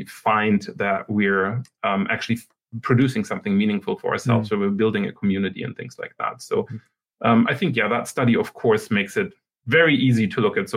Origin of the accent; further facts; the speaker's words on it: Germany; moved away as an adult; also born or lived in Sweden / Canada; now in Waterloo, Canada; I'm originally from Germany, and then I went to Sweden to do my PhD there.